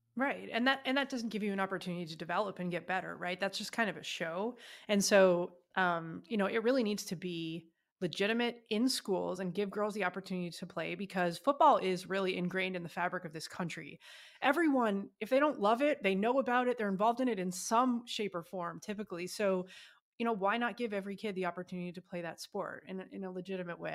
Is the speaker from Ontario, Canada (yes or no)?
yes; Ottawa, Ontario, Canada; moved away as an adult; now in United States; my hometown, Ottawa, Canada